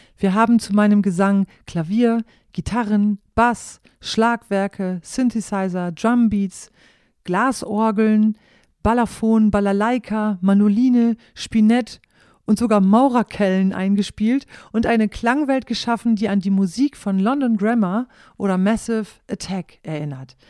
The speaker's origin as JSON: {"language": "German", "area": "East Frisia", "region": "Lower Saxony", "country": "Germany", "tie": "born or raised there", "moved": "yes", "said": "als Kinder in Ostfriesland"}